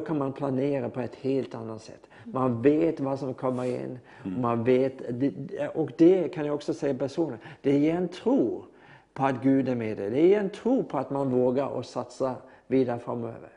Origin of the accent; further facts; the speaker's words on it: Norway; Swedish is a second language; jag är norsk